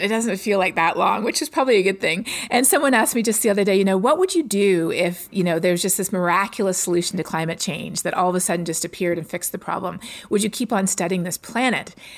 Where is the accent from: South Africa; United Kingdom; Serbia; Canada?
Canada; Toronto, Ontario; moved away as an adult; now in Texas, United States; I'm from Toronto